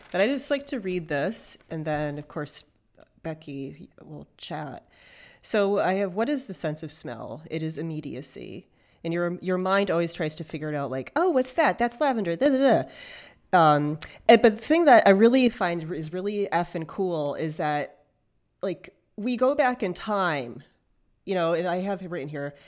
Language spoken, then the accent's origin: English; Michigan, United States; I was born in Michigan